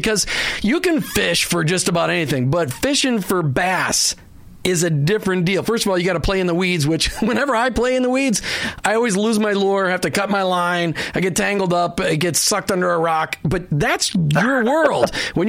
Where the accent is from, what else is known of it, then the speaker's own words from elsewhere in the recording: Minnesota, United States; now in Florida, United States; I grew up in Minnesota